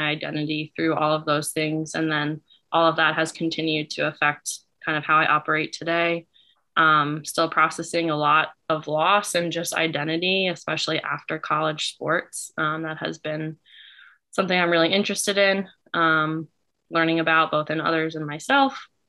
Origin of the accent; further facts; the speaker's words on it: Central New Jersey, United States; also born or lived in Bucks County, Pennsylvania; I grew up in Central New Jersey